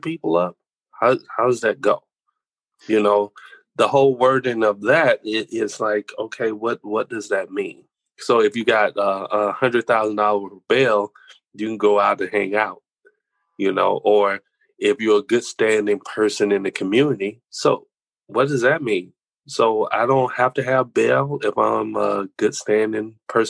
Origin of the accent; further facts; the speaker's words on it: United States; being American and having pride in being an American